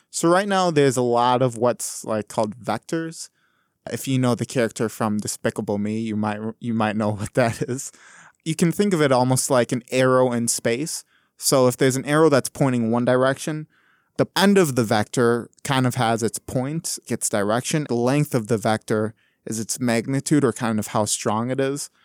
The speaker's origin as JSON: {"language": "English", "town": "Wausau", "region": "Wisconsin", "country": "United States", "said": "I'm from Wisconsin originally here, but I'm from like mid-sized town called Wausau"}